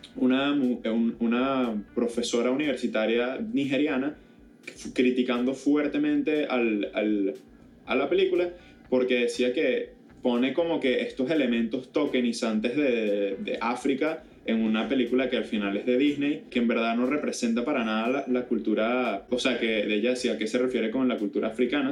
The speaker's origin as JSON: {"language": "Spanish", "country": "Venezuela", "said": "yo al final del día soy venezolano, independientemente de dónde hayan venido o no mis padres"}